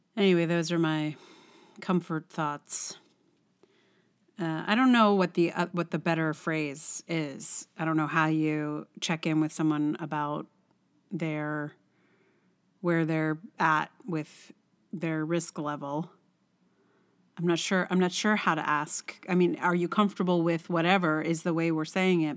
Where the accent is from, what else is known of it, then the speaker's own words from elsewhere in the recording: Virginia, United States; now in New York, United States; I'm not even from West Virginia, I'm from Virginia, which is a whole other state